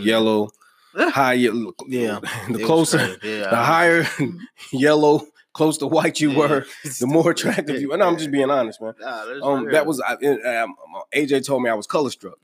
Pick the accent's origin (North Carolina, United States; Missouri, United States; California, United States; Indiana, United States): North Carolina, United States; I was from North Carolina